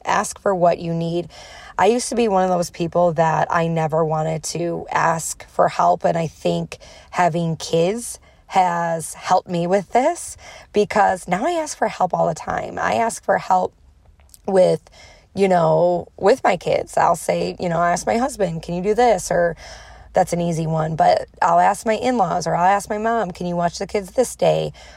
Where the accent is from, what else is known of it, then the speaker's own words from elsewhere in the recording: Chicago, Illinois, United States; I'm from Chicago, I have a strong accent